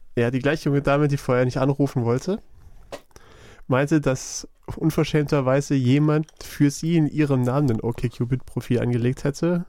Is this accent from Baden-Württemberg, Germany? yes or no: yes; Black Forest, Baden-Württemberg, Germany; Ich bin ja, ich komme ja aus dem Schwarzwald, vom Land.